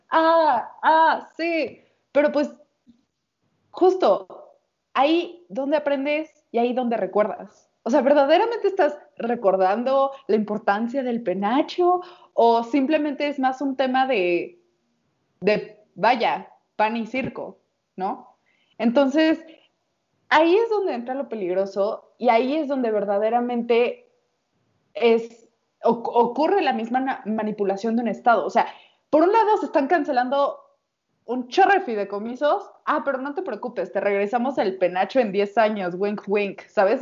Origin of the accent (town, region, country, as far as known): Mexico